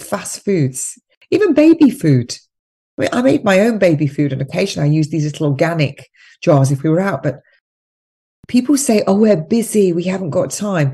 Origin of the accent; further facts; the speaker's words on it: England, United Kingdom; I'm English, I'm in Iran now, and we're going to do this because this is the way we do it in England.